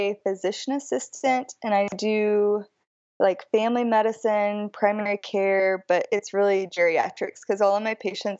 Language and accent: English; Checotah, Oklahoma, United States; I'm from Shakota, which is the hometown of Carrie Underwood.